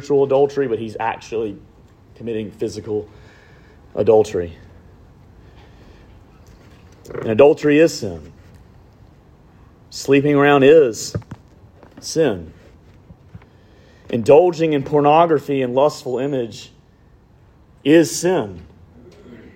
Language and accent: English; Alabama, United States; I'm from Alabama